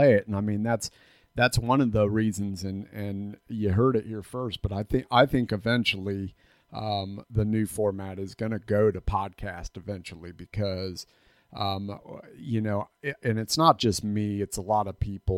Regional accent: Florida, United States; I grew up in a Gulf Coast town down in Florida

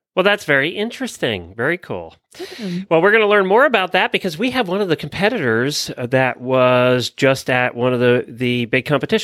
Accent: outside of Philadelphia, Pennsylvania, United States; now in Ocala, United States; I grew up actually outside of Philadelphia

